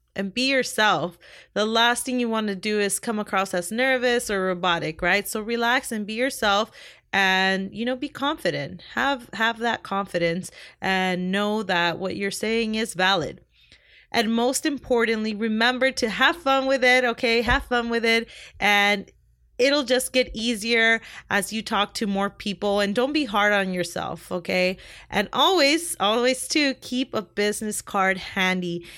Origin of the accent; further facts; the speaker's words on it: Compton, California, United States; also born or lived in Long Beach, California; I was born in Long Beach, California, and raised in Compton, California. And I lived there practically my whole life